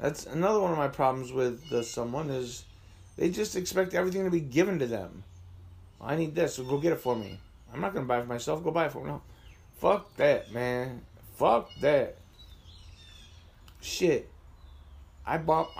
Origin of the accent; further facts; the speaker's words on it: Asheville, New York, United States; moved away as an adult; also born or lived in Erie / Buffalo / Baltimore / New Jersey; now in Jamestown, United States; My hometown is Asheville, New York, which is about 10 miles. Well, the house I grew up in is 10 miles to the southwest